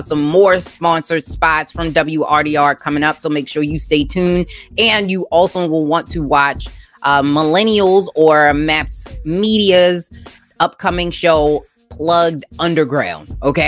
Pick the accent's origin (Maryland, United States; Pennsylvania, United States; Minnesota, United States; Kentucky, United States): Maryland, United States; Baltimore; Growing up in Baltimore, I appreciate you being here.